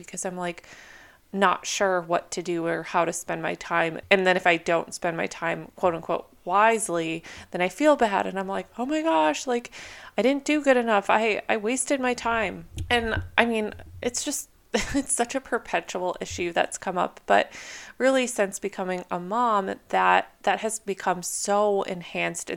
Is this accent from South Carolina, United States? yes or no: no; Minnesota, United States; moved away as an adult; now in California, United States; I grew up in Minnesota, and so for the first like 22 years of my life, I endured very harsh winters